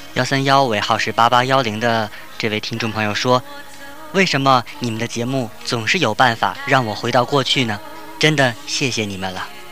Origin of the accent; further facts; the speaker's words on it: Tianjin, China; 我也是天津人